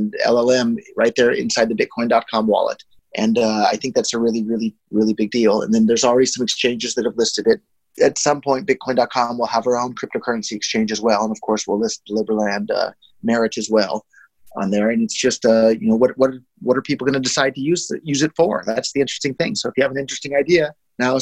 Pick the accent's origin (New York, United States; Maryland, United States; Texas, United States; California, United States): California, United States; Silicon Valley; I was born and raised in Silicon Valley